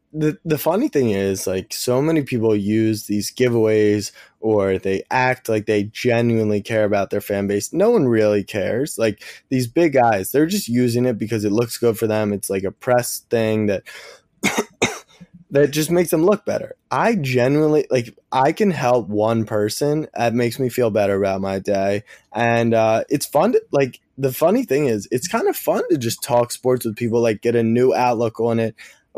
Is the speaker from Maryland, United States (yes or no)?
yes; Baltimore, Maryland, United States; I grew up in Baltimore.